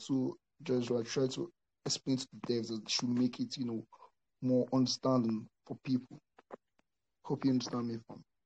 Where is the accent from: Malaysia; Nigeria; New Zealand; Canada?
Nigeria; also born or lived in South Africa; I was born in South Africa, but uh, raised in Nigeria.